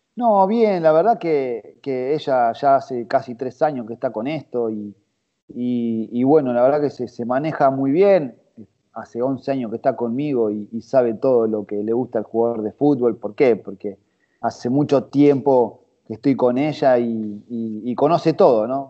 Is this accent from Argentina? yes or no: yes; Buenos Aires, Argentina; yo nací, nací en el barrio de Saavedra